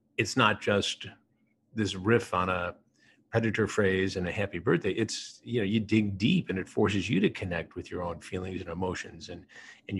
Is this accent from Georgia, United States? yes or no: no; Michigan, United States; now in New York City, United States; I grew up in Michigan